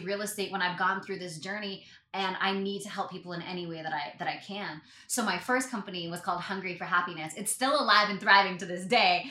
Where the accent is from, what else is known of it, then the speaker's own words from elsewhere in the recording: Canada; I'm Canadian